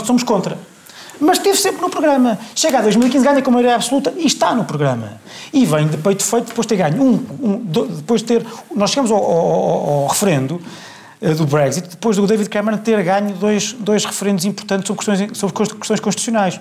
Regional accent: Portugal; eu sou português

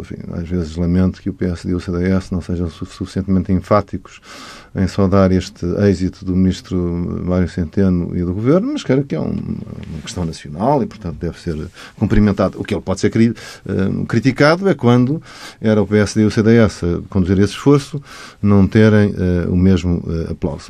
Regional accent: Portugal; agora nós somos portugueses, somos membros da CPLP

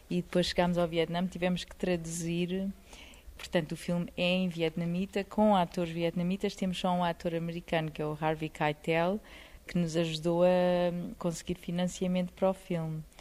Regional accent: Portugal; Eu sou portuguesa, tínhamos

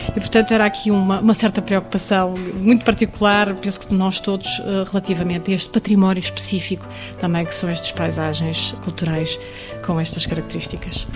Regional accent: Portugal; o nosso país

